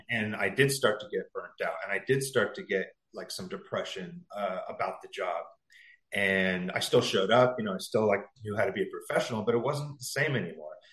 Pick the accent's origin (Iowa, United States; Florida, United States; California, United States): California, United States; San Diego; moved away as an adult; also born or lived in Los Angeles, California; now in New York, United States; I'm from San Diego originally. So my whole life up to this year has been a California mm-hmm. guy